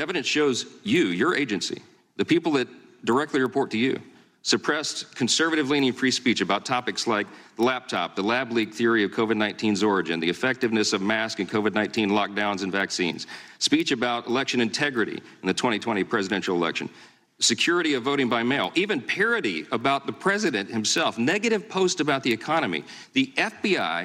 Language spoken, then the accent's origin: English; Louisiana, United States; my home state of Louisiana